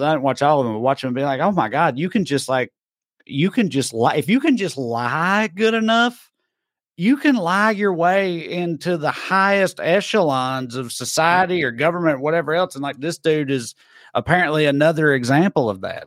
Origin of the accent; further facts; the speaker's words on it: United States; I'm American